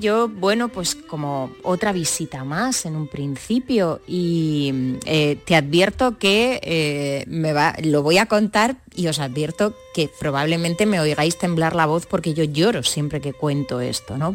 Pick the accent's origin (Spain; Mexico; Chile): Spain; Granada, Andalusia; crecer muy pegada a, mm. la Alhambra